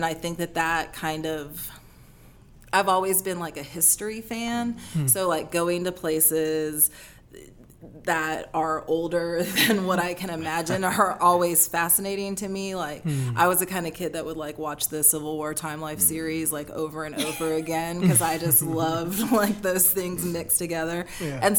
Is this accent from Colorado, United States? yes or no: no; New Orleans, Louisiana, United States; also born or lived in Alabama; I always say I grew up in New Orleans. I spent my childhood in Alabama, but I grew up in New Orleans. It made me like the adult that I am.